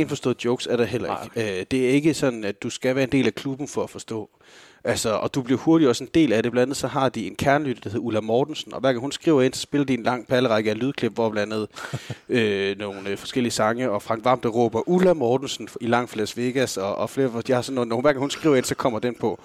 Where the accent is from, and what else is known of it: Denmark